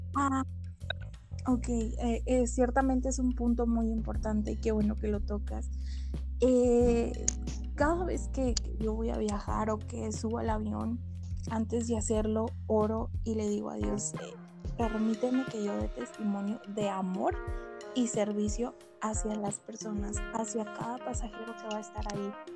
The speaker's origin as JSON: {"language": "Spanish", "town": "Guadalajara", "region": "Jalisco", "country": "Mexico", "said": "soy de Guadalajara, Jalisco y, pues aquí resido."}